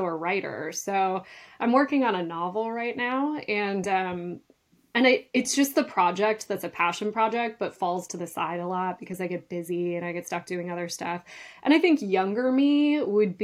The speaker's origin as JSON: {"language": "English", "area": "north of Duluth", "region": "northern Minnesota", "country": "United States", "tie": "born or raised there", "said": "I actually grew up in northern Minnesota, just north of Duluth on the shores of Lake Superior"}